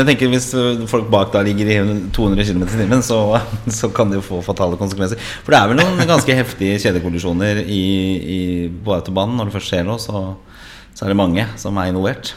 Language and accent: Norwegian; Oslo, Norway; moved away as an adult; also born or lived in Grünerløkka, Oslo; now in Bærum, Norway; jeg er fra østkanten i Oslo, nemlig fra Torshov, der jeg vokste opp, og senere også Grünerløkka